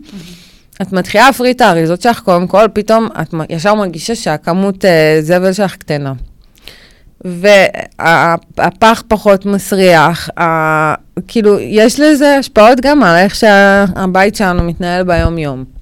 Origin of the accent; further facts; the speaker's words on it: Ne'ot Mordechai, Northern District, Israel; also born or lived in Florentin, Tel Aviv; now in Tel Aviv, Israel; במקור אני מקיבוץ, מקיבוץ נאות מרדכי בצפון, בעמק החולה